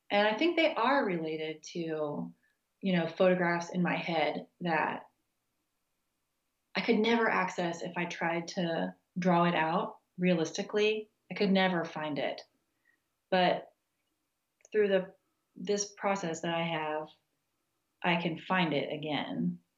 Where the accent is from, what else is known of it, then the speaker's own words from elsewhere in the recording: Texas, United States; also born or lived in Kansas; now in Virginia, United States; I grew up in Texas and Kansas, and I finished undergrad in New Mexico, and so it's really different from where I live now in Virginia.